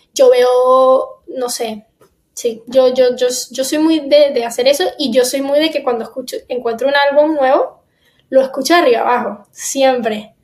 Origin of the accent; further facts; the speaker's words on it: Miami, Florida, United States; also born or lived in Caracas, Venezuela; Yo me fui de Venezuela a los seis años, me mudé para acá, a Miami, y llevo ya más de la mitad de mi vida viviendo en Miami